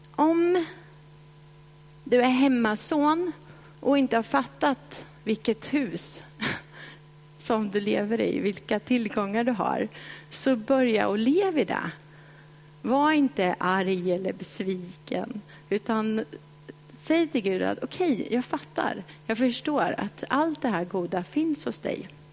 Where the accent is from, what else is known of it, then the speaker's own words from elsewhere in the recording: Kisa, Östergötland, Sweden; accent: östgötska; moved away as an adult; now in Stockholm, Sweden; Jag växte upp i Kisa